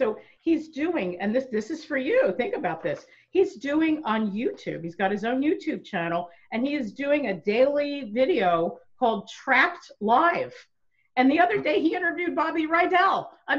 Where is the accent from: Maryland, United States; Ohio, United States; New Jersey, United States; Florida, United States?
New Jersey, United States; Maplewood; moved away; I grew up in Maplewood, New Jersey, and I used to watch him in the 70s